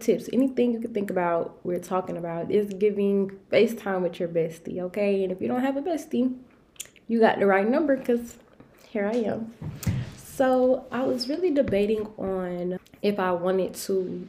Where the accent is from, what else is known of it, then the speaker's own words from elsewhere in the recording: Detroit, Michigan, United States; also born or lived in Albany, Georgia; I am from Detroit, Michigan